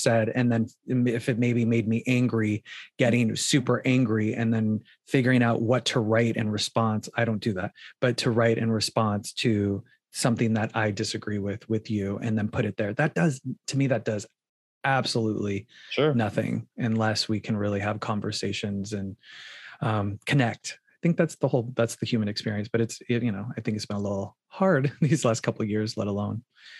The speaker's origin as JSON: {"language": "English", "town": "Phoenix", "region": "Arizona", "country": "United States", "tie": "born or raised there", "also_born_or_lived": "New York", "moved": "as an adult", "lives_now": "Los Angeles, United States", "said": "I grew up in Phoenix, Arizona."}